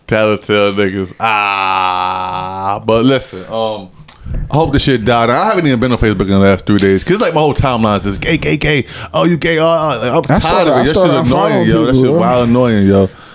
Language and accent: English; Trenton, New Jersey, United States; I'm from Trent